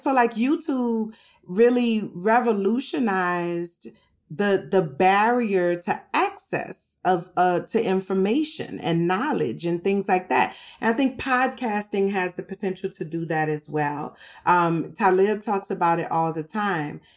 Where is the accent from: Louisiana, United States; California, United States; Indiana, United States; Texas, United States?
Louisiana, United States; New Orleans; I'm from New Orleans, and we eat rice every day in New Orleans